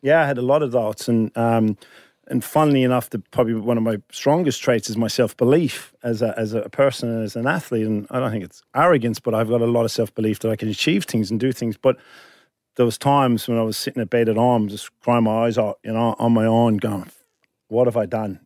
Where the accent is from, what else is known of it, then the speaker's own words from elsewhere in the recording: Ireland; now in Sydney, Australia; I'm Irish